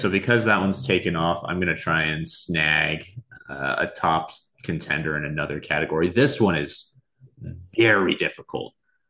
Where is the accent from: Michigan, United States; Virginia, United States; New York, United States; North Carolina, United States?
New York, United States; I'm from New York.